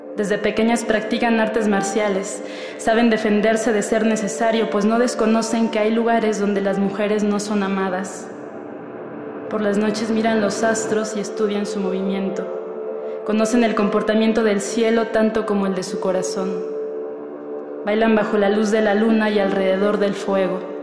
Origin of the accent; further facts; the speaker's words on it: Naucalpan de Juárez, State of Mexico, Mexico; now in Mexico City, Mexico; nací en el Estado de México, en Naucalpan de Juárez. Actualmente radico en la Ciudad de México